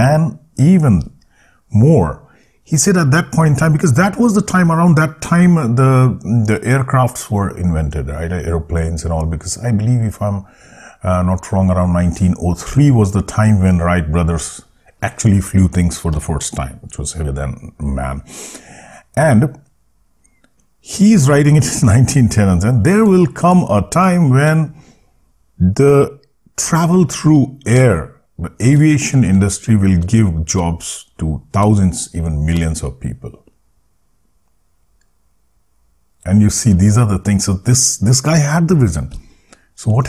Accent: India; born or raised there

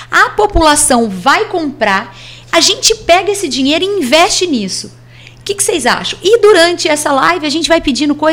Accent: Batatais, São Paulo, Brazil; ah, de onde você é? De Batatais, nossa, a cidade daquela chacina.

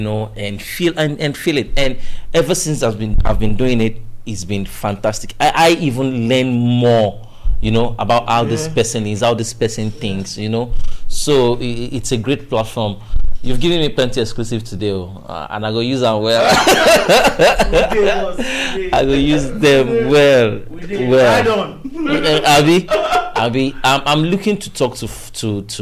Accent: Lagos, Nigeria; also born or lived in Ondo; I grew up in Ijigbo now.

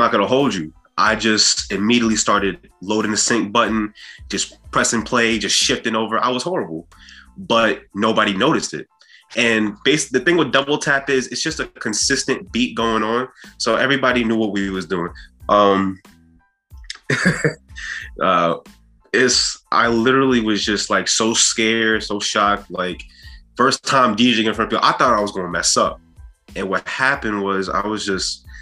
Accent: Long Island, New York, United States; also born or lived in Queens, New York / Brooklyn, New York; I'm from Long Island, New York, mostly from the Metro New York area, Queens, Brooklyn, New York

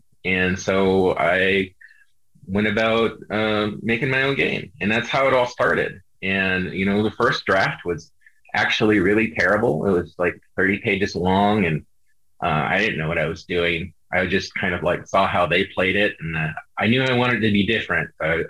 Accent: Skwentna, Alaska, United States; growing up in Alaska is really key to that because I grew up in the middle of nowhere.

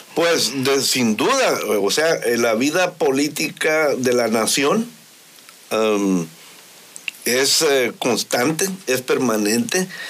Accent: Mexico; Todos somos mexicanos.

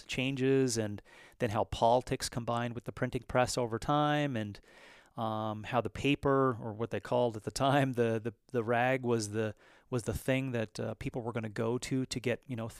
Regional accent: Newfoundland and Labrador, Canada; I was from Western Labrador in an eastern province of Canada, Newfoundland, Labrador, and we used to have a paper that I used to deliver.

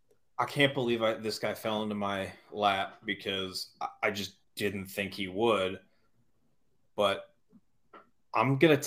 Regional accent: Cleveland, Ohio, United States; I'm from Cleveland, Ohio

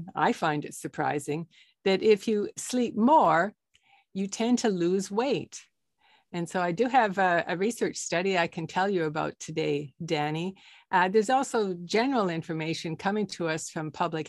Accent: Canada; also born or lived in Toronto, Canada; I'm a Canadian doctor in Toronto, Canada

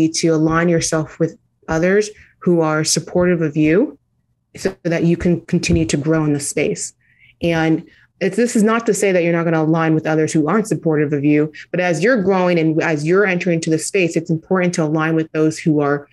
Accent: United States; Being a Nigerian first generation American

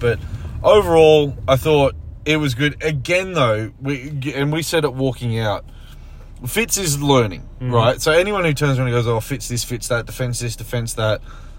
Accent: Queensland, Australia; As a Queenslander

